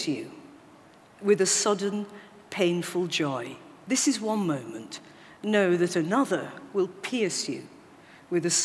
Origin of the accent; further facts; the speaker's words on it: Accrington, North West England, United Kingdom; when I was growing up in Accrington with my adoptive family